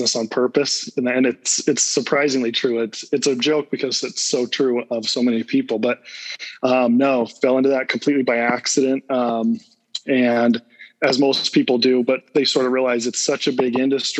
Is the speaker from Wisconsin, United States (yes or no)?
no; Salt Lake City, Utah, United States; also born or lived in Cedar City, Utah; I was born and raised in Salt Lake City area